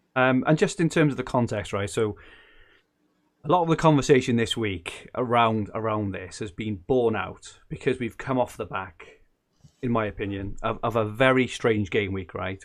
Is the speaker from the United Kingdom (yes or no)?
yes; Welsh, Wales, United Kingdom; being Welsh